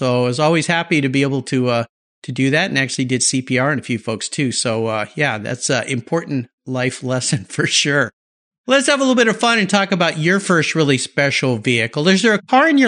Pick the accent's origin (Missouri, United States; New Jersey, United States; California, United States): California, United States; Southern; When I was young, I grew up in Southern California